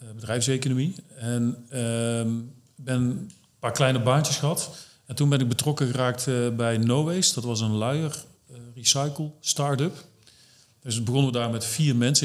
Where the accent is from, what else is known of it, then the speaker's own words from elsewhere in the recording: North Brabant, Netherlands; moved away as an adult; also born or lived in Arnhem; now in Doetinchem, Netherlands; ik kom oorspronkelijk uit Brabant. Ja. Tot eh, bijna 30 gewoond. En toen ben ik hier naartoe verhuisd. Ook in Doetinchem